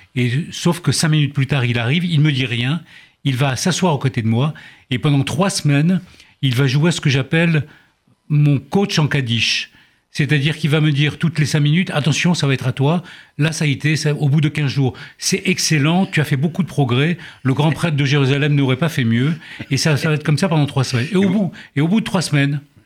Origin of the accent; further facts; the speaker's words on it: Oran, Oran Province, Algeria; moved away; also born or lived in Lille; je suis d'Oran d'Algérie